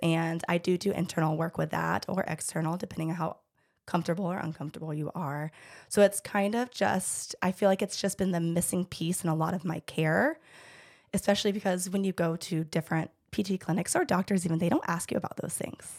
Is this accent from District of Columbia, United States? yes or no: no; Georgia, United States; I am born and raised in Georgia